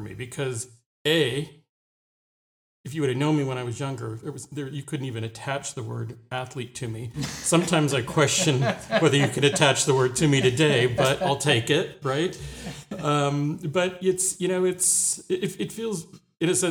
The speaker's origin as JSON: {"language": "English", "area": "Orange County", "region": "California", "country": "United States", "tie": "born or raised there", "moved": "yes", "said": "I grew up in Orange County, California, down in Southern California, kind of between LA and San Diego"}